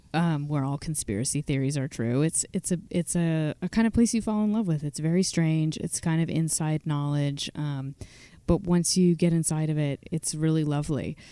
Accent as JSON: {"language": "English", "region": "Virginia", "country": "United States", "tie": "born or raised there", "moved": "yes", "lives_now": "Western Massachusetts, United States", "said": "I grew up in Virginia, but I've lived in Western Massachusetts for a long time."}